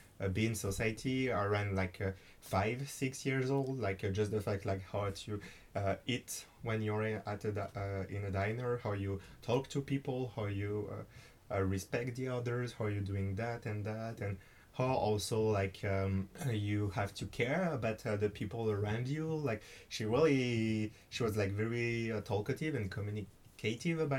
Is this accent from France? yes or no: yes; France; English is a second language; also born or lived in United States; I came to America with a French governmental program.